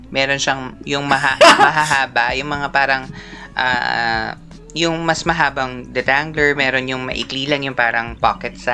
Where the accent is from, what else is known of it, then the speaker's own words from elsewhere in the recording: Central Luzon, Philippines; Taga Bulacan ako.